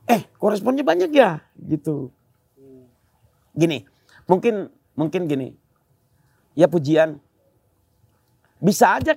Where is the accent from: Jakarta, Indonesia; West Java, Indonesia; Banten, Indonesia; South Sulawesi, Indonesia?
West Java, Indonesia; Bandung; Pas di saya kembali ke tem, ke tempat tinggalku, mikir aku aku jadi rindu Ciwastra ya Bandung hmm. daerahku.